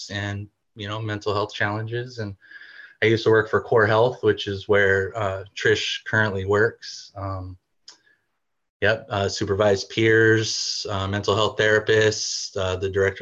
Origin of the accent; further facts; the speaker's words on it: Bay Area, California, United States; moved away as an adult; now in Washington, United States; I'm from California, Bay Area